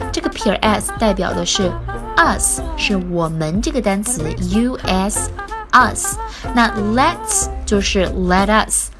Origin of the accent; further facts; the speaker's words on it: China; 我们中国人